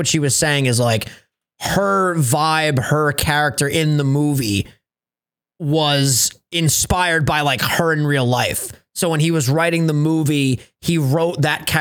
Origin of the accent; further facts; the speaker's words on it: Long Island, New York, United States; we're from Strong Island